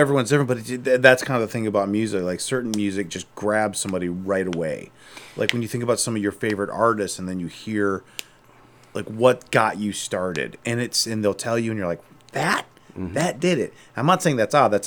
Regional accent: Akron, Ohio, United States; I'm from Akron originally

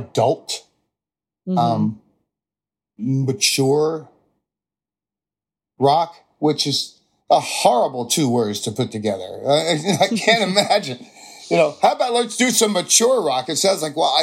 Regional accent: New Jersey, United States; a normal American kid from New Jersey

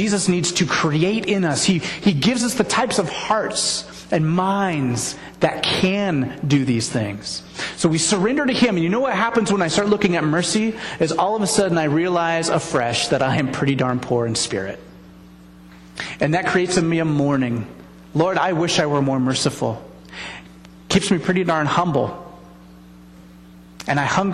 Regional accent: United States; being born here

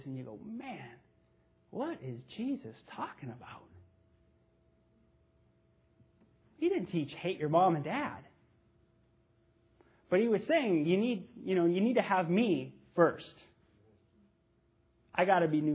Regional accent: Los Angeles, California, United States; I grew up in the San Fernando Valley in the 70s

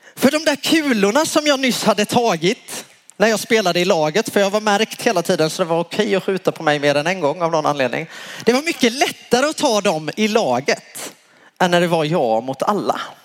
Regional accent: Värnamo, Jönköping County, Sweden; moved away; där jag kommer ifrån från början, Småland, Värnamo

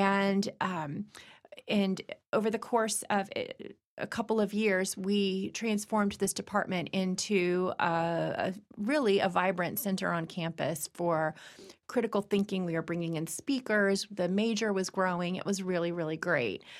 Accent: Virginia, United States; moved away; I was born in Virginia

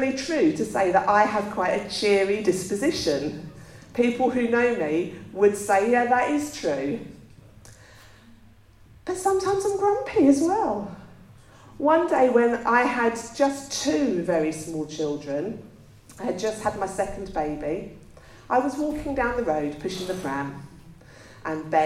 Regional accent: England, United Kingdom; we're English

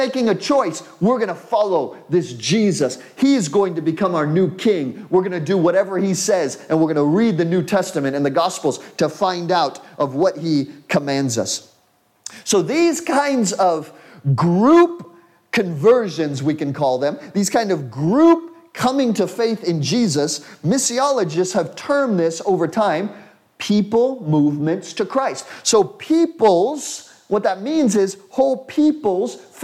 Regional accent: United States; as an American, I come from an individual culture

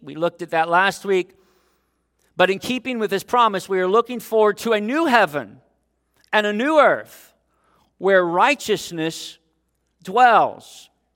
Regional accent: Dayton, Ohio, United States; moved away; my hometown of Dayton, Ohio

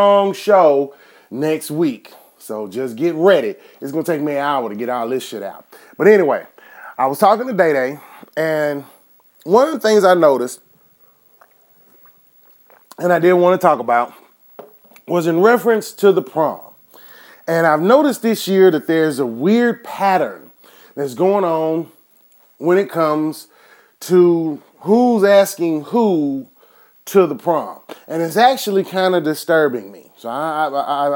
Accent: Enid, Oklahoma, United States; my hometown here where I'm living now, Enid, Oklahoma

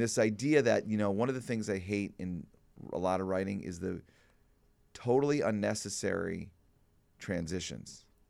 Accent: Glencoe, Illinois, United States; as a young person growing up in Glencoe

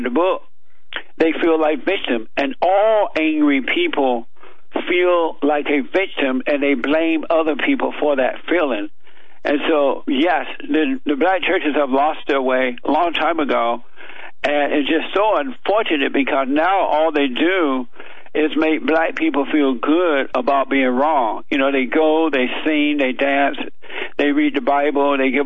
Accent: Alabama, United States; I grew up down in Alabama on a plantation

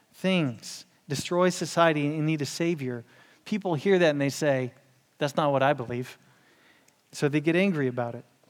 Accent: Houston, Texas, United States; I'm from Houston

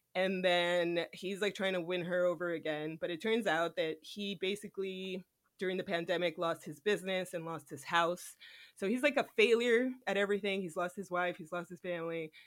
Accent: United States; I was born in America

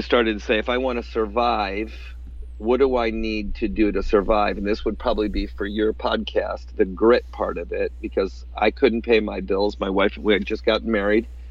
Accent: upstate New York, United States; there was not much physical therapy back in the 80s in upstate New York, uh, and so I came back home and opened up a, a, practice in my hometown

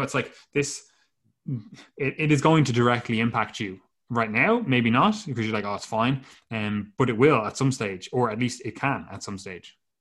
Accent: Ireland; the two of us are Irish

